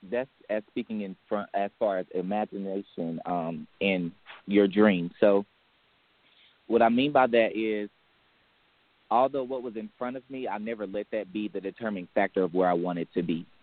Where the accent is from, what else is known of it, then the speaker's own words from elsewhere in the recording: Charlotte, North Carolina, United States; the nearest city will be Charlotte, North Carolina. So I am hailing from the Queen City.